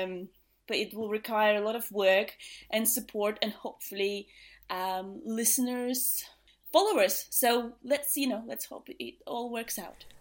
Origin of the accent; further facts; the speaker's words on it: Riga, Latvia; moved away as an adult; now in England, United Kingdom; I'm originally from Latvia. I was born in Riga, uh, which is the capital of Latvia, and lived there until I was twenty-four